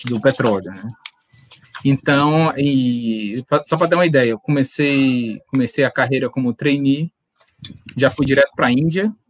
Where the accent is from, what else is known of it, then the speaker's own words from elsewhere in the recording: Fortaleza, Ceará, Brazil; also born or lived in Pará; now in Natal, Brazil; Mas eu sou de Fortaleza, é, morei em outros estados do Brasil, fui morar no Pará um ano, depois vim para Natal por causa do trabalho do meu pai.